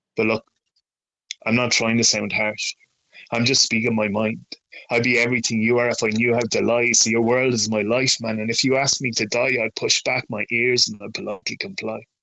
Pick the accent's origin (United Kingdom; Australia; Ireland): Ireland; near Dromahair, County Leitrim, Connacht; that's ten minutes away from where I was born and raised